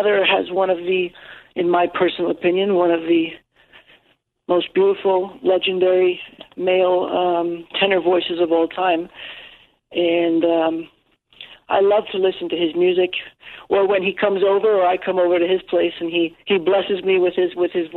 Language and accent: English; New York City, New York, United States; first language English; like many other New Yorkers, many fellow New Yorkers, just growing up in the city